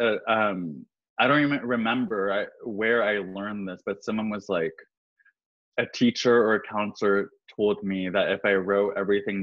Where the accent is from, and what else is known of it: California, United States; born or raised there; moved away